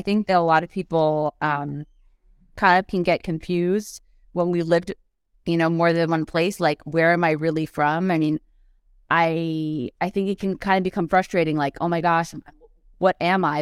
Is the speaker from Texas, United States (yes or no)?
no; outside of New York, United States; moved away as an adult; also born or lived in Los Angeles, United States; now in Paris, France; I'm American, but I'm from right side of, outside of New York